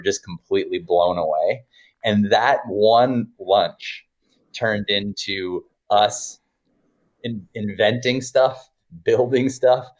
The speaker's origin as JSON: {"language": "English", "country": "Canada", "said": "I'm a technologist from Canada"}